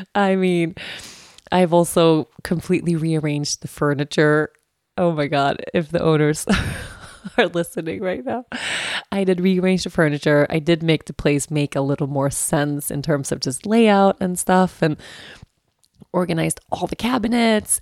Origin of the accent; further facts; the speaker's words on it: Sweden; accent: Swedish; moved away; also born or lived in Aruba; In Sweden, people, since the dawn of time, okej, I grew up with this.